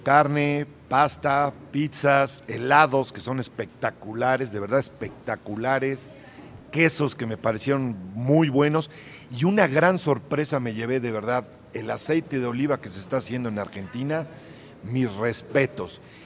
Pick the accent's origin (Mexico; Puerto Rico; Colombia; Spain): Mexico; Puebla; mi tierra, Puebla